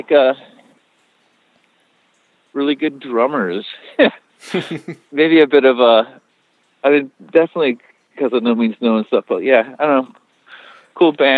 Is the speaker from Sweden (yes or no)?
no; Victoria, British Columbia, Canada; also born or lived in Vancouver; I grew up in, well, in Victoria, so on the island, on Vancouver Island.